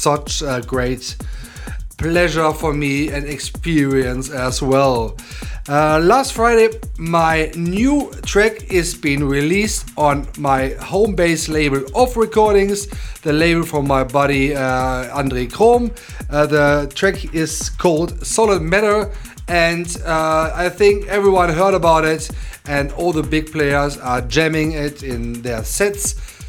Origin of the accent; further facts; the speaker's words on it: Emmerich am Rhein, North Rhine-Westphalia, Germany; my hometown, Emmerich